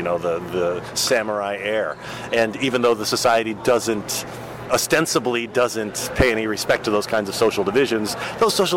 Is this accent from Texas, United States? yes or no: yes; Texas, United States; I grew up in Texas.